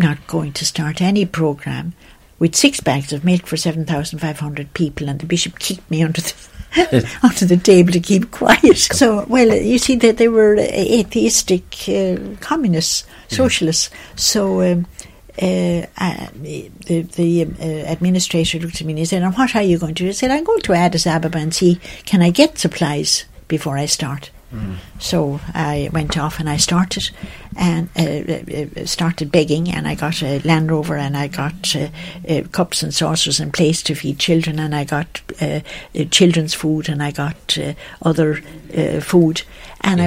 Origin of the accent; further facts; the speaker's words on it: Kilfenora, County Clare, Ireland; moved away as an adult; also born or lived in Ethiopia; I'm from County Clare, Kilfenora, where I was born. I went to school in Kilfenora